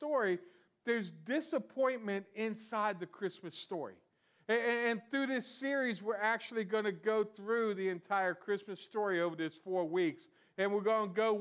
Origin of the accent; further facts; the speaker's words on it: South Florida, United States; I was born in South Florida and raised in South Florida